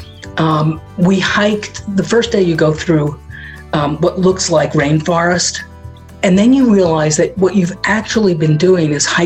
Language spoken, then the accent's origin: English; New York City, New York, United States; I grew up in Manhattan and had all the benefits of being in the city.